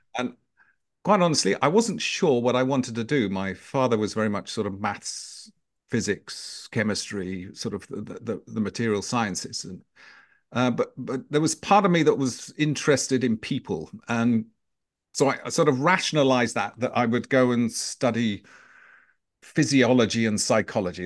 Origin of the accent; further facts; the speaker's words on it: Knaresborough, Yorkshire and the Humber, United Kingdom; accent: British; moved away as an adult; also born or lived in London; brought up in the north of England, a small little market town called Knaresborough in the, in the, uh, uh, county of Yorkshire